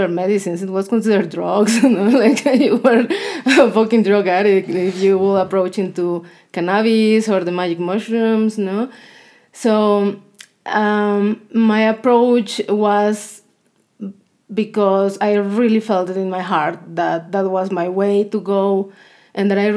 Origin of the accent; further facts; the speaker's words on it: southern Mexico, Mexico; English is a second language; moved away; I'm from Mexico, from the south of Mexico.